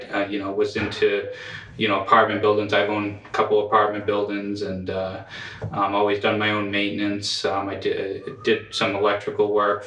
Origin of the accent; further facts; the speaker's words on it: Portland, Maine, United States; I'm from Portland, Maine. I grew up in Portland, over at the Riverton area.